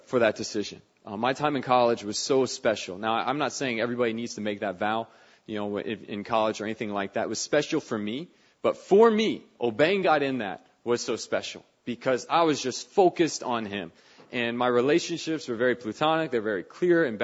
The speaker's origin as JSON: {"language": "English", "region": "Northern Virginia", "country": "United States", "tie": "born or raised there", "moved": "yes", "said": "I grew up in Northern Virginia"}